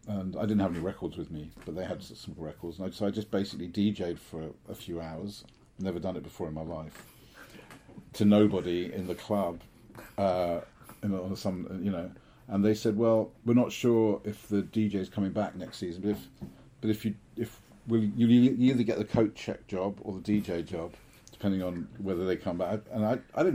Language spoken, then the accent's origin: English; London, United Kingdom; also born or lived in Switzerland; I was born and I grew up in London